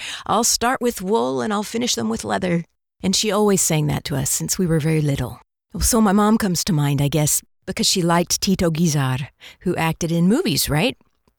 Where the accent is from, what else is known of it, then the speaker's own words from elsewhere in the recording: Mexico City, Mexico; But since we grew up in Mexico City, we'd listen to the radio in the mornings before school.